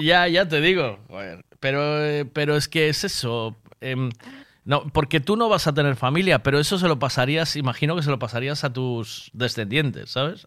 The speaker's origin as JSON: {"language": "Spanish", "town": "Tui", "region": "Galicia", "country": "Spain", "moved": "yes", "said": "Yo, soy de Tui, me vine para aquí, yo eh, mi vida está en Tui"}